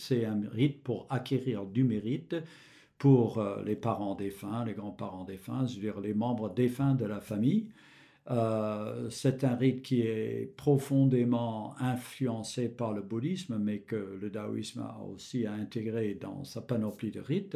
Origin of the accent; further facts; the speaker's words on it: Michigan, United States; moved away; j'ai grandi dans l'État de Michigan